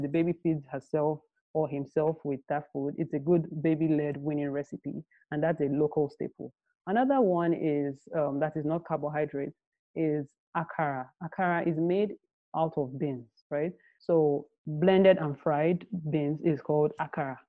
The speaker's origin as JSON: {"language": "English", "country": "Nigeria", "tie": "born or raised there", "said": "I grew up in Nigeria"}